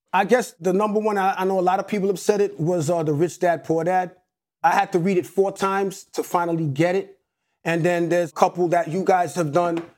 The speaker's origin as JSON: {"language": "English", "town": "New York City", "region": "New York", "country": "United States", "tie": "born or raised there", "also_born_or_lived": "Atlanta", "said": "one nine seven is the actual block that I grew up on in Hollis, Queens."}